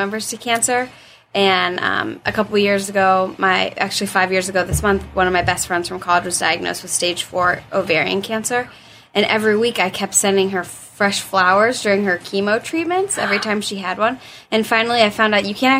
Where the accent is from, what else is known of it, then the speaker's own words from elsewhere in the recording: Dublin, Ohio, United States; I grew up in Dublin